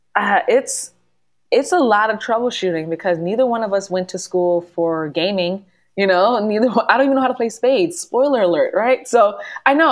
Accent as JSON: {"language": "English", "region": "New York", "country": "United States", "said": "because we're Northeasterners and I'm a New Yorker"}